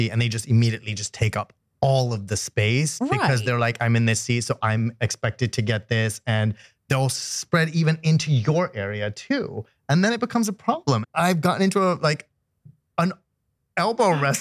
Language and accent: English; Canada; so I'm Canadian